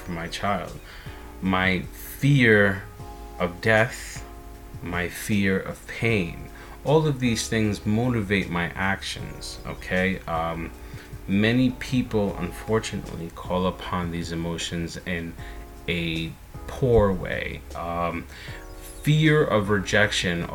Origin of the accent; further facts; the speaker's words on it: United States; I am an American